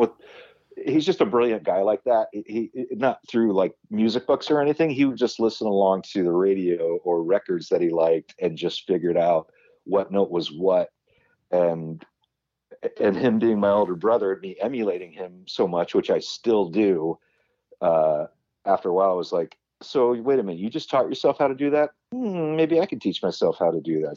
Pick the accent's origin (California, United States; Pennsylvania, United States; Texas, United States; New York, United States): California, United States; Huntington Beach; I grew up in Huntington Beach, California, in Orange County